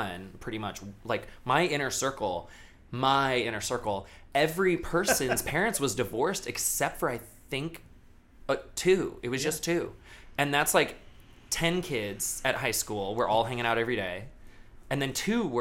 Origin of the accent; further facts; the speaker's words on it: Daytona Beach, Florida, United States; I grew up in Daytona Beach, Florida